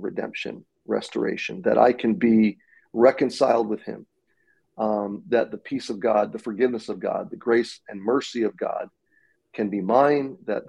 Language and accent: English; Atlanta, Georgia, United States; also born or lived in Baltimore, Maryland; I was born in Baltimore, Maryland, and as a kid, we moved south to the Atlanta, Georgia area. I was not growing up in a Christian home